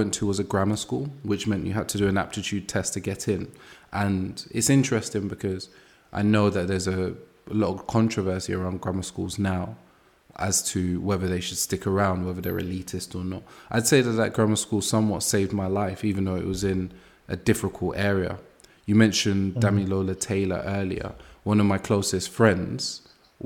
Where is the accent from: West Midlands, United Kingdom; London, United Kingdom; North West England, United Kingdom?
London, United Kingdom; I grew up in Angel Town, Brixton, and six people on my street were murdered.